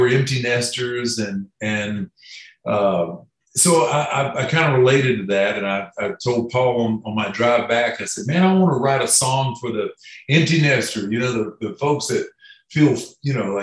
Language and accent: English; Florida, United States; moved away; I'm originally from Florida, and I just recently moved back